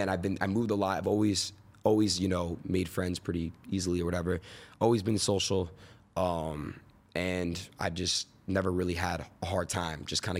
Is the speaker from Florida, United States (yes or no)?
yes; Florida, United States; born there; also born or lived in New York / California; I was born in Florida, moved to New York, moved to Cali, moved back to New York, moved back to Cali.